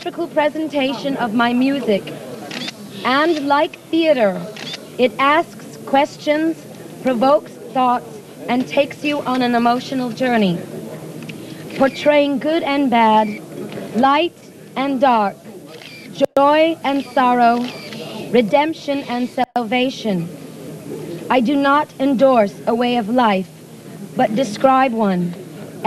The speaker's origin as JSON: {"language": "English", "country": "United States", "tie": "born or raised there", "said": "Proud of being an American because it is the country I grew up"}